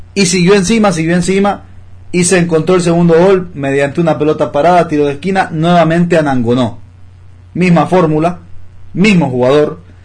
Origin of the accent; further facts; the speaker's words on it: Honduras; como hondureños